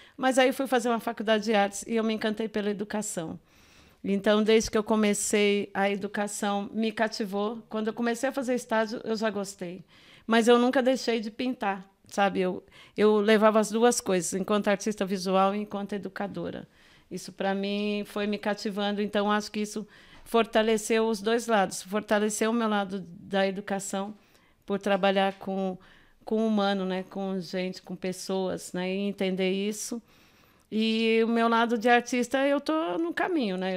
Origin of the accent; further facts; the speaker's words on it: São Paulo, Brazil; also born or lived in Minas Gerais; eu nasci em Minas, assim, vim bebê para São Paulo